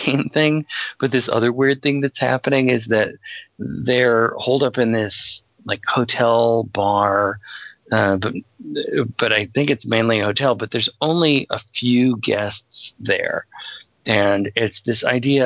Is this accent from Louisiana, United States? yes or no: no; Virginia, United States; moved away; I spend a fair amount of time growing up in Virginia